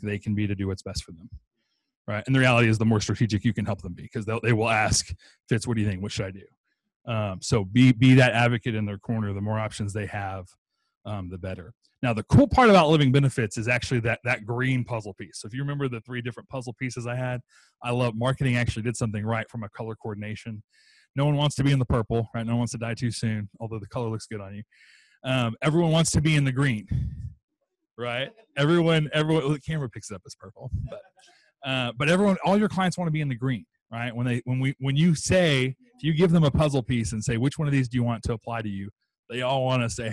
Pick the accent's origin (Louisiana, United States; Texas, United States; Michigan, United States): Texas, United States; I'm from Texas